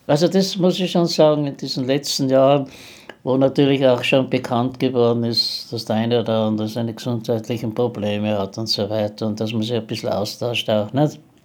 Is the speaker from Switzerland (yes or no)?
no; Innsbruck, Tyrol, Austria; moved away; Ich habe in Innsbruck maturiert, bin Tiroler